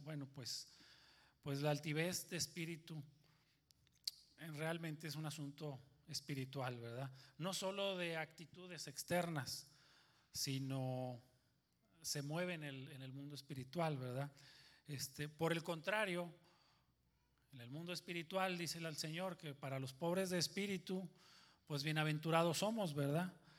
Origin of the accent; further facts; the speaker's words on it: Monterrey, Nuevo León, Mexico; soy de Monterrey